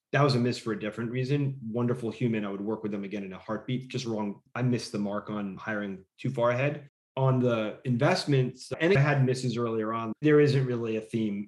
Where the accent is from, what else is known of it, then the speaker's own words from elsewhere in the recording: outside of New York City, United States; also born or lived in Los Angeles / San Francisco; now in Austin, United States; I grew up in outside of New York City and I lived in LA and San Francisco